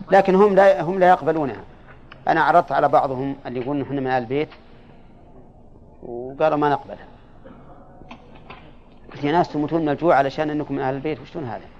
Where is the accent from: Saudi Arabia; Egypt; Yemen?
Yemen; عندنا في اليمن يدعونهم من أهل البيت ويأخذون الزكاة ويحاربون